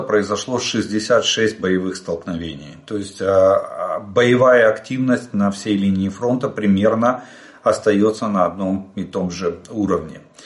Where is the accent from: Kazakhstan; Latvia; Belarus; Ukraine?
Ukraine; мы из Украины